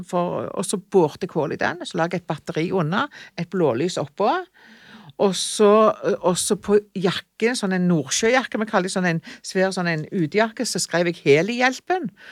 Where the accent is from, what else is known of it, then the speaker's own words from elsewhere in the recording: Jørpeland, Rogaland, Norway; also born or lived in Ålgård; Jeg var jo født og oppvokst på Jørpeland